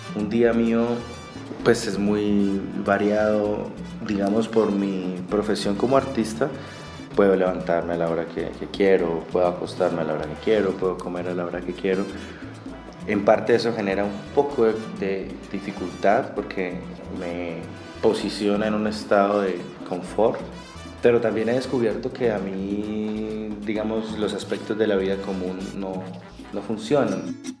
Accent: Pradera, Valle del Cauca, Colombia; soy del municipio de Pradera Valle y del corregimiento Bolívar.

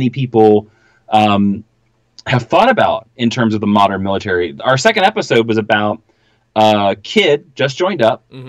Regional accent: Midwest, United States; I'm not from the American South. I'm from the Midwest

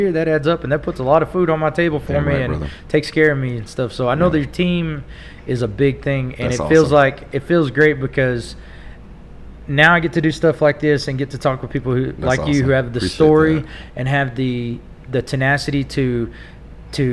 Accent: Tulia, Texas, United States; now in Amarillo, United States; I was from Tulia, and I played a lot in Lubbock and in college and stuff.

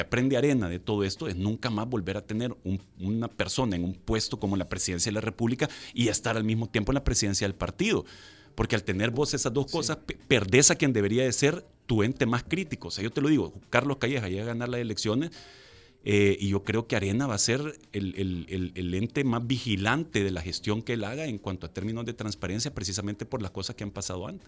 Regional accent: El Salvador; como salvadoreños

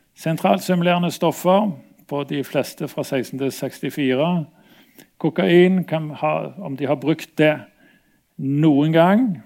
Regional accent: Stavanger, Rogaland, Norway; moved away; also born or lived in Bergen; jeg kom fra Stavanger

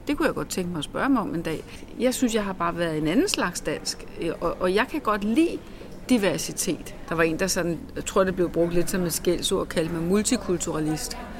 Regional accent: Denmark; vi er danskere

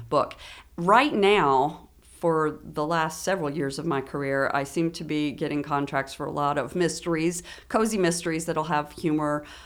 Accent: Frankfort, Kentucky, United States; also born or lived in Lexington, Kentucky; I was born in Frankfurt

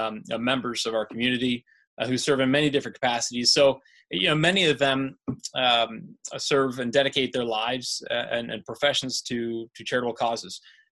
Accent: Pittsburgh, Pennsylvania, United States; born there; also born or lived in Denver / Indiana; now in Naperville, United States; You know, I was born in Pittsburgh. I lived in Denver for a little while, so I went to school in Indiana.

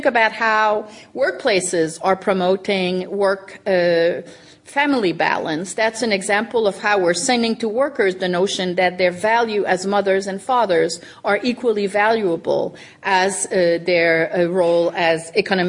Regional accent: Canada; moved away; When I was growing up in Canada

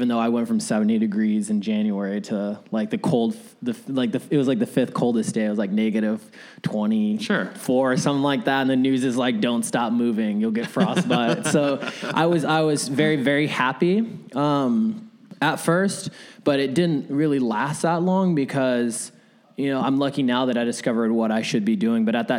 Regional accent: Arizona, United States; also born or lived in Vallejo, California; So I was really raised. I say I have the Bay blood in me, but I was raised in the heat.

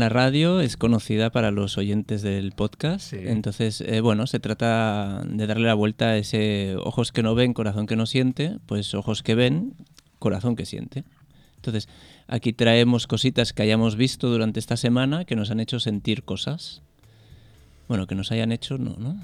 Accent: a small town in Catalonia, Spain; mi pueblo es un pueblo muy pequeño de 3.000 habitantes

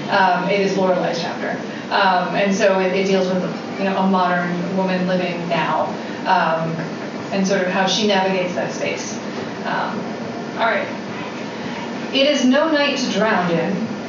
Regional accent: Waltham, Massachusetts, United States; I used to swim when I was younger, a little girl growing up in Waltham, Massachusetts, I was on the swim team.

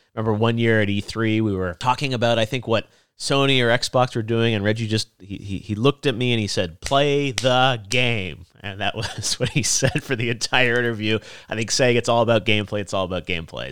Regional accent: Toronto, Ontario, Canada; moved away as an adult; also born or lived in Los Angeles; I moved from Toronto down to Los Angeles for college

